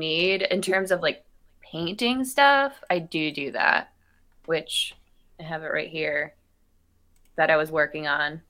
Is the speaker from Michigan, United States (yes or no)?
yes; Pinckney, Michigan, United States; accent: Midwestern; also born or lived in Philadelphia, Pennsylvania; I'm from Pinckney, Michigan. I moved there when I was 2 and grew up, and Brighton is literally right next to Pinckney, and Pinckney is like the smallest town ever.